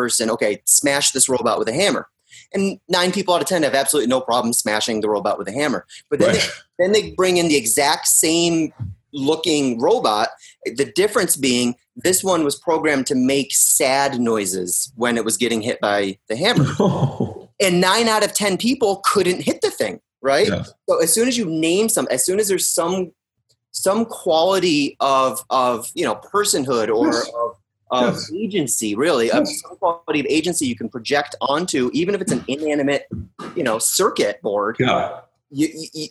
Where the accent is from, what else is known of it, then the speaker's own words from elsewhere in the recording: Pittsfield, Massachusetts, United States; moved away; I'm from Pittsfield, Mass, which is in Western